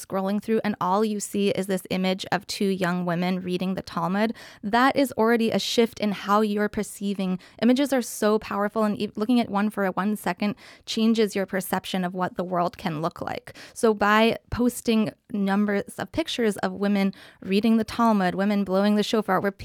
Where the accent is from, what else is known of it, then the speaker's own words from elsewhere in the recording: Seattle, Washington, United States; now in New York City, United States; I am from Seattle, Washington